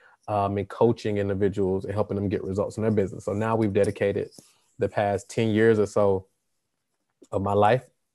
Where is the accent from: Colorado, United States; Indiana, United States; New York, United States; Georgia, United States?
Georgia, United States; Atlanta; I'm here from Atlanta, Georgia